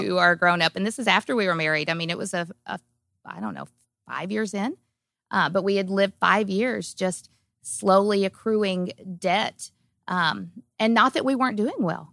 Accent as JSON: {"language": "English", "region": "Kentucky", "country": "United States", "tie": "born or raised there", "said": "I grew up small town in Kentucky and on a farm"}